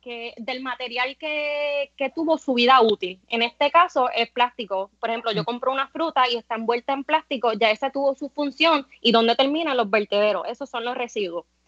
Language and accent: Spanish; San Sebastián, Puerto Rico; moved away as an adult; now in Cabo Rojo, Puerto Rico; De San Sebastián, eh, hace tres años que estoy viviendo en Cabo Rojo